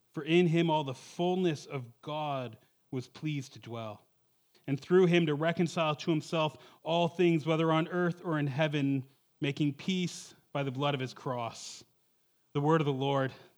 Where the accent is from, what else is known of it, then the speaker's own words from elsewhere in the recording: Toronto, Ontario, Canada; moved away as an adult; also born or lived in Western Canada; I'm from the Toronto area.